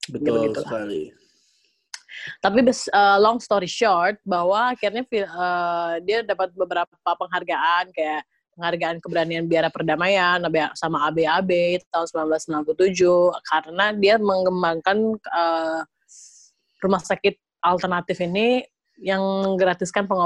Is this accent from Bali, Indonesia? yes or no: yes; Bali, Indonesia; gue gue SMA tuh masih di Bali ya relatif gue anak daerah banget